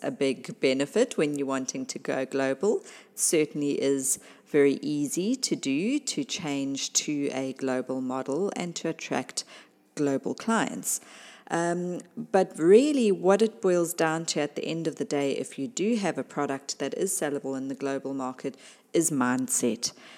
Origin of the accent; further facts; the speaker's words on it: South Africa; my home country, South Africa